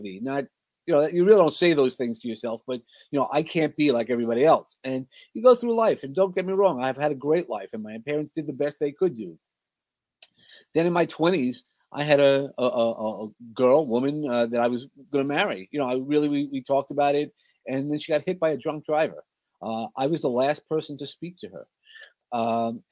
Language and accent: English; New York City, New York, United States; accent: New York; also born or lived in San Antonio, Texas; I grew up in Brooklyn.